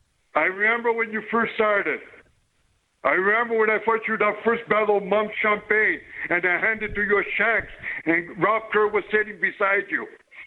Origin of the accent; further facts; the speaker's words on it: Canada; We love our hockey. We're Canadian. We love our game.